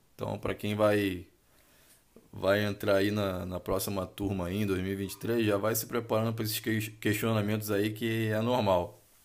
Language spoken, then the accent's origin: Portuguese; Rio de Janeiro, Brazil; sou oriundo do Rio de Janeiro